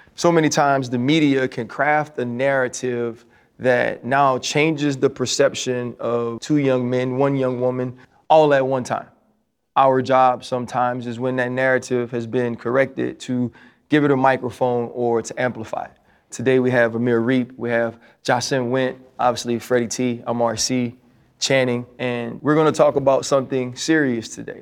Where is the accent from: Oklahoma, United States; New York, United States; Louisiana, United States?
Louisiana, United States; I'm from Louisiana